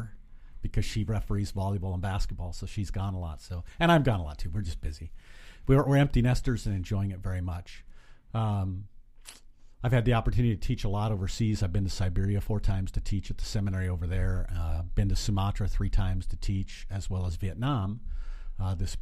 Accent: Glenrock, Wyoming, United States; also born or lived in Kimball, Nebraska; now in Lincoln, United States; But from 3rd grade on, lived in Glen Rock, Wyoming. So I'm from Wyoming

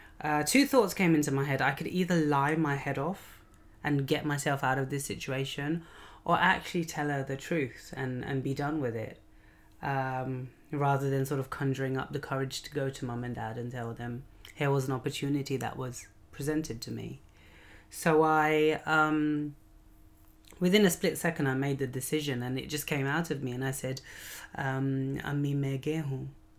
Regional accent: Lahore, Punjab, Pakistan; I mean, I am a Lahori if I'm from Lahore

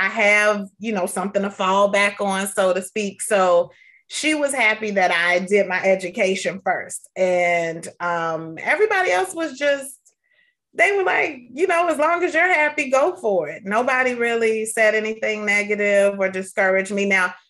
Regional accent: Atlanta, Georgia, United States

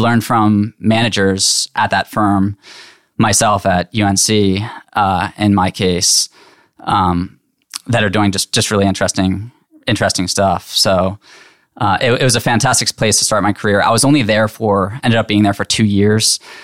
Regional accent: Lebanon, Pennsylvania, United States; moved away as an adult; now in Chapel Hill, United States; I grew up in Hershey, Pennsylvania, or right outside

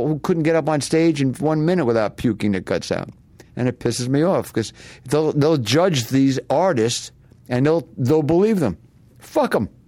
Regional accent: New York City, New York, United States; now in Los Angeles, United States; I was born in Brooklyn, so once I moved out here

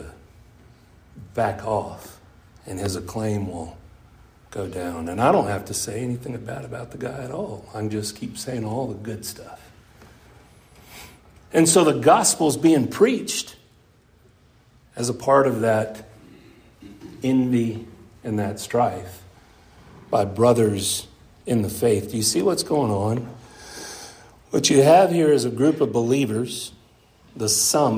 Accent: Wise County, Texas, United States; I grew up right here in Wise County

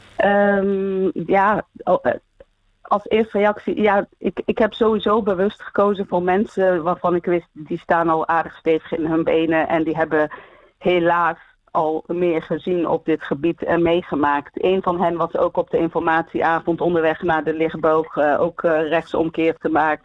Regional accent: Eindhoven, North Brabant, Netherlands; now in Houten, Netherlands; ik ben geboren en getogen in Eindhoven, maar mijn ouders zijn allebei geboren in Marokko

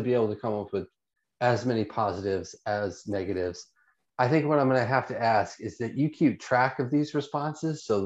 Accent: United States; I'm an American

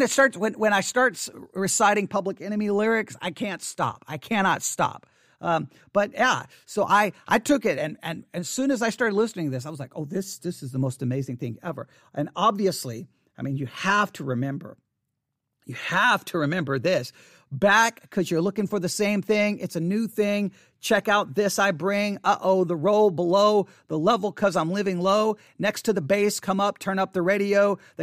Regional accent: Abilene, Texas, United States; also born or lived in Buffalo Gap, Texas; I was growing up in Abilene, Texas. I was growing up, I mean, well, actually, to be honest, in 1988, I wasn't even living in Abilene, Texas. I was living in Buffalo Gap, Texas. Yeah, Buffalo Gap, Texas. Population 269 people in Buffalo Gap.

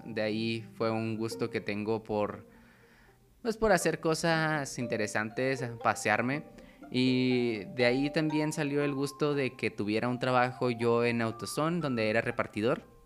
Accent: Chihuahua, Mexico; also born or lived in Cuauhtémoc, Chihuahua; Nací en la ciudad de Chihuahua, donde estudié, crecí hasta los 13, luego viví en un pueblo y luego en Cuauhtémoc

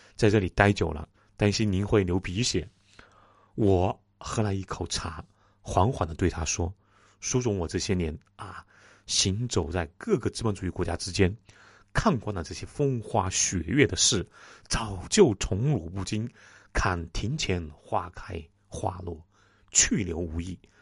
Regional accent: China; 我们中国人

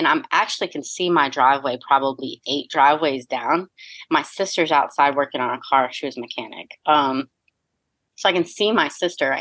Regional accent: Fort Myers, Florida, United States; moved away; I grew up in Fort Myers, Florida, and it's different than how I see it done here

